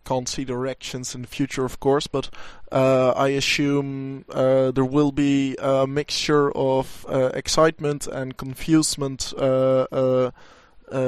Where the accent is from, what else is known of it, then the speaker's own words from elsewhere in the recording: Enschede, Overijssel, Netherlands; in Enschede, in my hometown